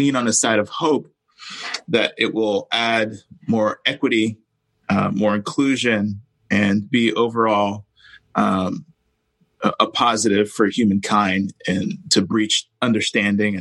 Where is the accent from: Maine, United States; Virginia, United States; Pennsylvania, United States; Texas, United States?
Texas, United States; Houston; also born or lived in Brooklyn, New York; I grew up poor in Houston, Texas, born in Brooklyn